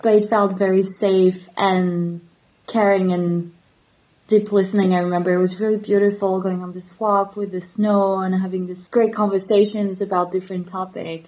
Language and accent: English; Paris area, Île-de-France, France; moved away; also born or lived in Latvia; I'm from Paris area. So when people ask me where I'm from, I'm just saying Paris.